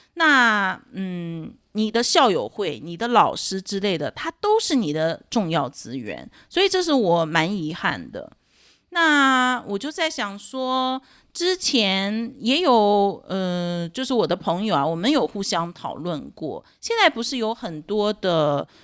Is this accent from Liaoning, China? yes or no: yes; Dalian, Liaoning, China; moved away as an adult; now in Taiwan; 我是中国大陆出生长大的